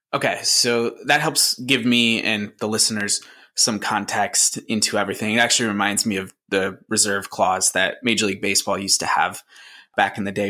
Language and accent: English; Syracuse, New York, United States; where I grew up in the Syracuse, New York area.